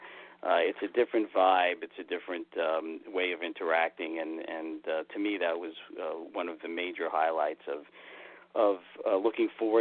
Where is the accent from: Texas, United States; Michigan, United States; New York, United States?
New York, United States; New York City; in Brooklyn growing up near the Verrazano Narrows Bay